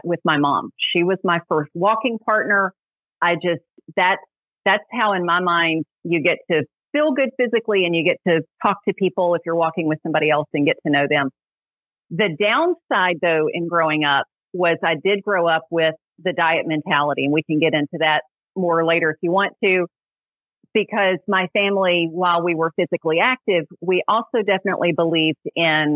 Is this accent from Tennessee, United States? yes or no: yes; Middle Tennessee, United States; I grew up in Middle Tennessee